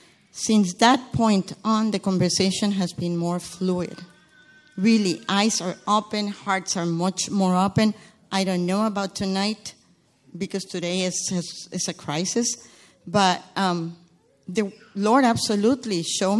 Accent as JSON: {"language": "English", "country": "Guatemala", "said": "I come from Guatemala. It's a small country in Central America that is in turmoil."}